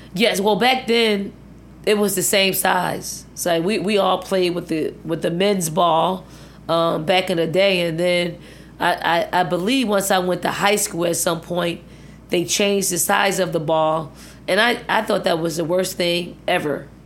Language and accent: English; Philadelphia, Pennsylvania, United States; moved away as an adult; also born or lived in Virginia; the healthy projects that I grew up